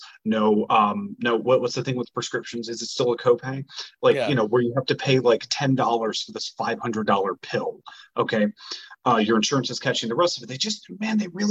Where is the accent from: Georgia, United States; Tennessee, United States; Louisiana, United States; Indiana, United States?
Louisiana, United States; born or raised there